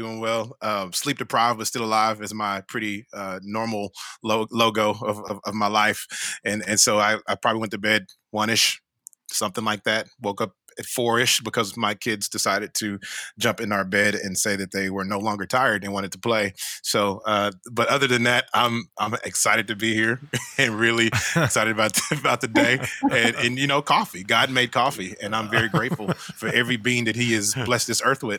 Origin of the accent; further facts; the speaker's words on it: Fort Worth, Texas, United States; moved away as an adult; now in Austin, United States; I had moved from Fort Worth, which is my hometown, grew up there